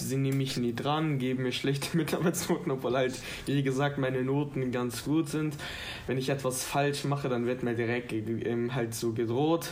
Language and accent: German; Germany; ich bin in Deutschland geboren